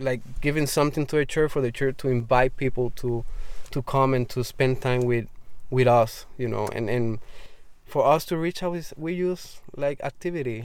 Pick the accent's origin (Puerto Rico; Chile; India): Puerto Rico; Arroyo; born or raised there